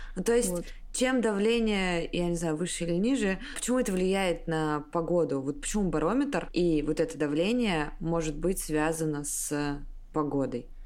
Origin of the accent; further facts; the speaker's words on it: Siberia, Russia; я из Сибири, в январе очень холодно